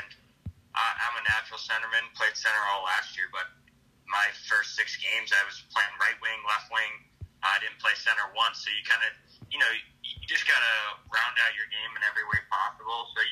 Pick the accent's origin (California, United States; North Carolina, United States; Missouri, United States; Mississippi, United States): Missouri, United States; moved away as an adult; I'm from Missouri